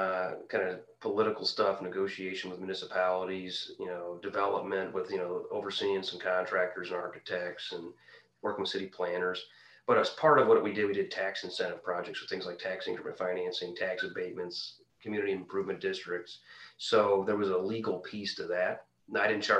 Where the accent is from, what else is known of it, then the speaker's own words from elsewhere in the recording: Quincy, Illinois, United States; my hometown of Quincy, Illinois